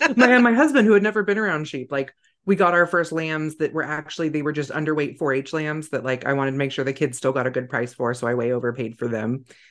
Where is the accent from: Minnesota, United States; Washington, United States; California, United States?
California, United States; Northern; I grew up in Northern California